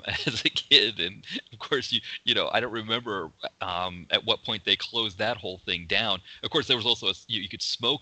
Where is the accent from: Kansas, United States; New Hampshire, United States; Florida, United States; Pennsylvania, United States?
New Hampshire, United States; Portsmouth; in my hometown, there was still a department store in the downtown Portsmouth, New Hampshire area